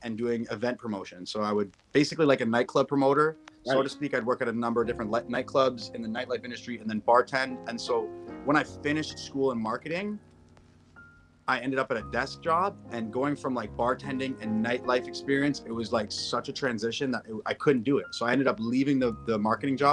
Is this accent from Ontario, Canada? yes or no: yes; Toronto, Ontario, Canada; I grew up here in Toronto, Canada, Ontario.